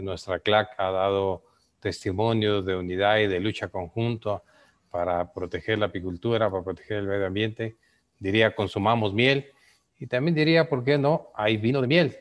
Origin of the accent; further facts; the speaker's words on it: Yucatán Peninsula, Mexico; Yo que vengo de la península de Yucatán